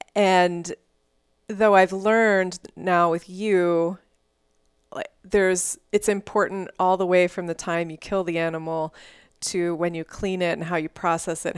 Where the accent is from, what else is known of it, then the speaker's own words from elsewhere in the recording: Houston, Texas, United States; also born or lived in Dallas; growing up in Texas, I mean, I grew up in a suburb of Houston.